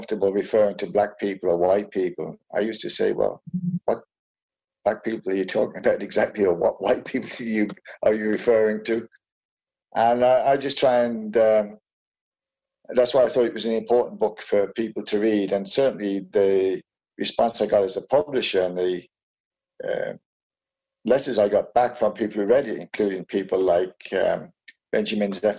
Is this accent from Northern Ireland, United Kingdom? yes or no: no; Wolverhampton, West Midlands, United Kingdom; I also grew up in Wolverhampton